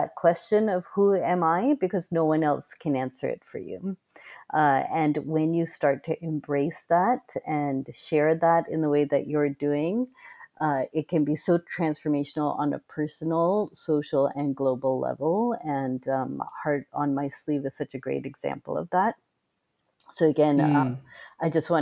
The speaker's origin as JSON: {"language": "English", "town": "Boston", "region": "Massachusetts", "country": "United States", "tie": "born or raised there", "said": "where we grew up in Boston, Massachusetts in the US"}